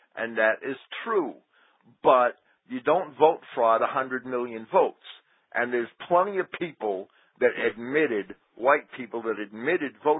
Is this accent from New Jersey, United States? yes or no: yes; Jersey City, New Jersey, United States; I grew up in Jersey City